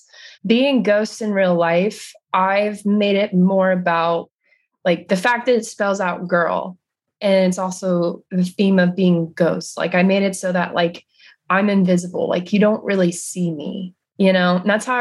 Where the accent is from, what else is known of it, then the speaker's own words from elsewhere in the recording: Jersey Shore, New Jersey, United States; moved away as an adult; also born or lived in Maryland; now in Los Angeles, United States; I grew up on the Jersey Shore, so my summer job was always working on the beach